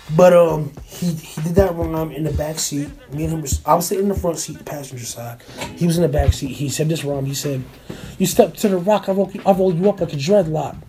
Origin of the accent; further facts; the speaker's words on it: New Jersey, United States; growing up in Jersey and being a music nerd in general